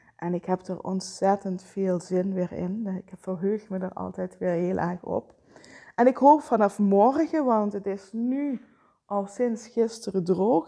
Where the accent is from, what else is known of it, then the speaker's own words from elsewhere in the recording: Vijlen, Limburg, Netherlands; zelf ben ik opgegroeid in Veilen.